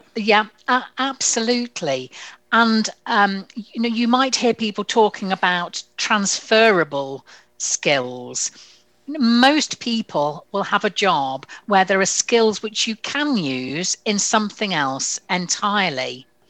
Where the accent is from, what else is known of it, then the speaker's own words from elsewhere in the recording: United Kingdom; we use being terribly British and polite about it